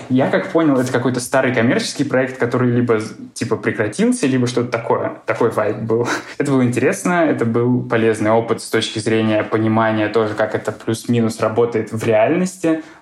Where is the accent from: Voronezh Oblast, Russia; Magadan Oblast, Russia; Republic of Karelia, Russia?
Voronezh Oblast, Russia; Voronezh; moved away; И еще я из Воронежа. У нас в Воронеже такой